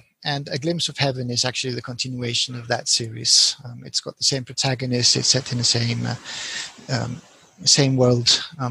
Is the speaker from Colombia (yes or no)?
yes; Colombia; now in Spain; I speak fluent Spanish because I was born and raised in Colombia.